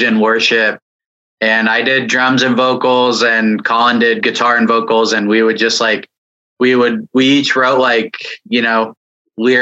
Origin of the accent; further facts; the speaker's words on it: San Jose, California, United States; I'm from San Jose, California